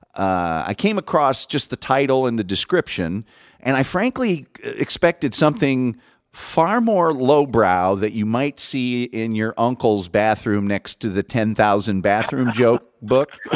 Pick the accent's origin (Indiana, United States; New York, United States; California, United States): Indiana, United States; I grew up in Indiana